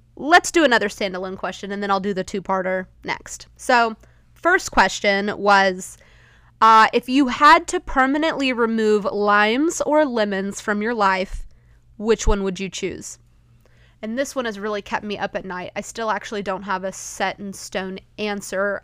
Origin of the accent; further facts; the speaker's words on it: Texas, United States; as a Texan